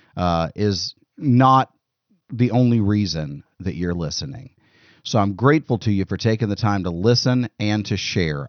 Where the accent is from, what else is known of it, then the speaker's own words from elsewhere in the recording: United States; as American citizens